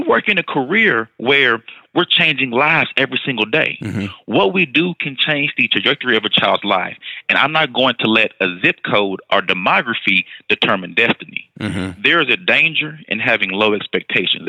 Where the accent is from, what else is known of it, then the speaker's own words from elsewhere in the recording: Houston, Texas, United States; also born or lived in Austin, Texas / El Paso, Texas; I moved over to Houston ISD, went back home to my hometown